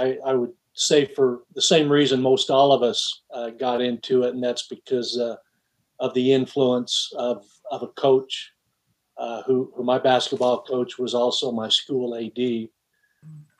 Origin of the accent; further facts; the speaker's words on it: Cedar City, Utah, United States; mid-major D1 Southern Utah University in my hometown